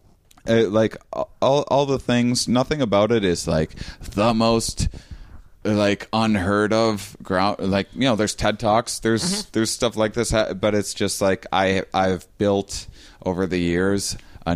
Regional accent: Wisconsin, United States; now in Portland, United States; I'm from Wisconsin

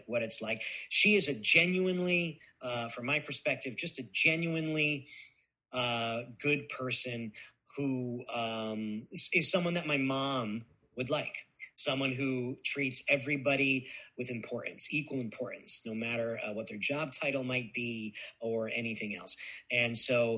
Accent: Guilford, Connecticut, United States; Guilford, Connecticut, Guilford. A small town in Connecticut.

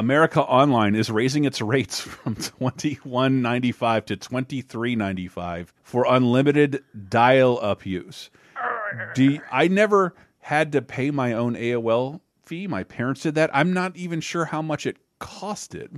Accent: Tallahassee area, Florida, United States; born or raised there

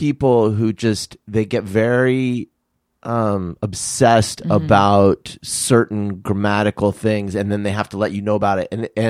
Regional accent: Southwest, United States; I'm from Southwest.

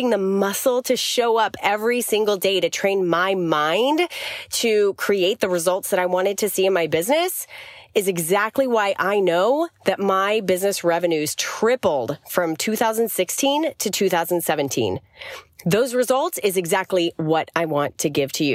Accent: Arizona, United States; now in Florida, United States; I grew up in Arizona, like in desert, and then moved to Florida

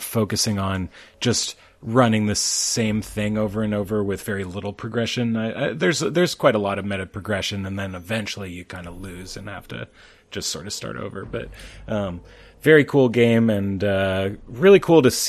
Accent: Bay Area, California, United States; I grew up in the Bay Area, but up in the mountains

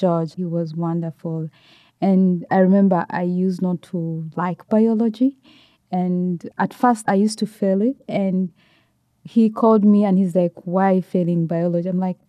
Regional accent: Kampala, Central Region, Uganda; I live in Uganda and I grew up in Kampala.

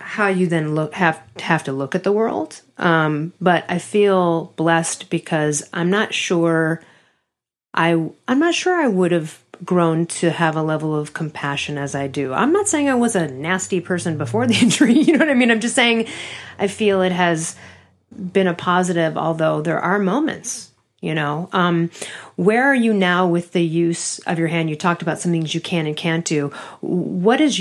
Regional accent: Chicago, Illinois, United States; I'm from Chicago

